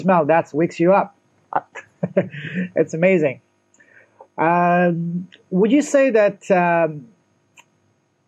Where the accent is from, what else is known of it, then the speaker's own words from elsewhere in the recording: France; I grew up in France